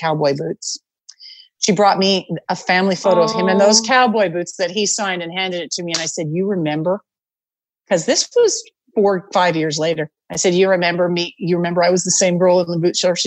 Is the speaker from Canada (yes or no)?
yes; Canada; moved away as an adult; now in United States; I was from Canada